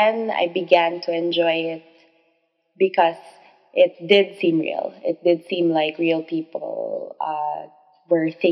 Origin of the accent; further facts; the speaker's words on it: Philippines; I am a Filipino author of romance novels